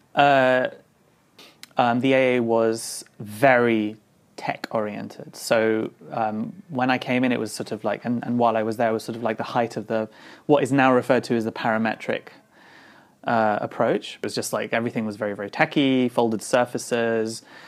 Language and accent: English; London, United Kingdom; I grew up in London in the 80s and then late 80s and the early 90s